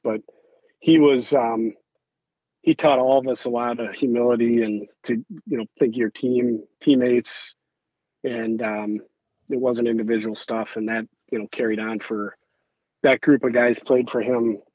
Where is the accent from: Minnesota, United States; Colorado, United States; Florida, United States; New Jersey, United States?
Minnesota, United States; Bloomington; growing up in Bloomington